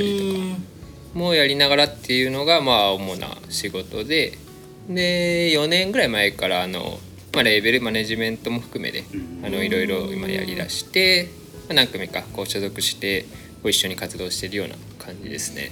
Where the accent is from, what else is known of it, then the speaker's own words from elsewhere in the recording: Kumamoto, Japan; moved away as an adult; now in Tokyo, Japan; 出身は熊本ですね。